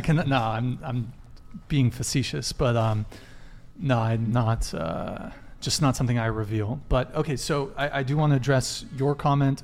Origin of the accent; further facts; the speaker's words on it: Santa Barbara, California, United States; also born or lived in France; I moved to Santa Barbara when I was five, so I've lived here for a long time